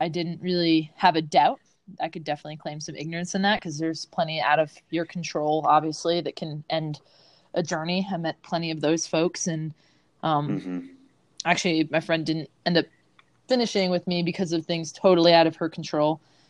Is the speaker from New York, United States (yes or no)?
yes; Long Island, New York, United States; When I was a kid, I'm from Long Island. Don't really have that much of an accent anymore. so I grew up on Long Island